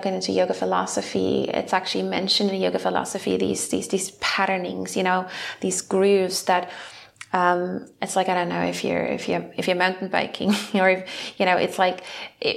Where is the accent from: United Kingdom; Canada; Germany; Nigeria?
Germany; we're coming from Germany